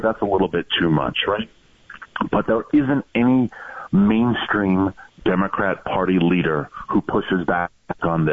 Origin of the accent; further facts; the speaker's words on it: New York, United States; my home state, which is New York